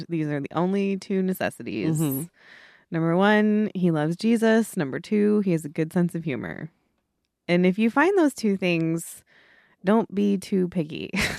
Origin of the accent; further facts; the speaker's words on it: Scotland, United Kingdom; But I want to say that I'm Scottish too.